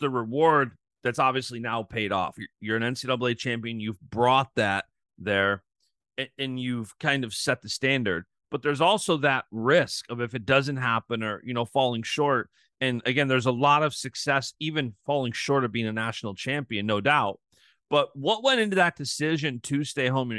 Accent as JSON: {"language": "English", "town": "Rochester", "region": "New York", "country": "United States", "tie": "born or raised there", "said": "I grew up in Rochester, New York"}